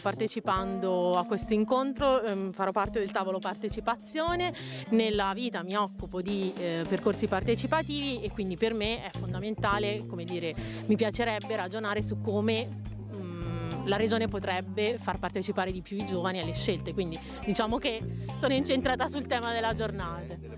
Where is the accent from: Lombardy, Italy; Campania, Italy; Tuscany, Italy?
Tuscany, Italy; Massa; vengo da Massa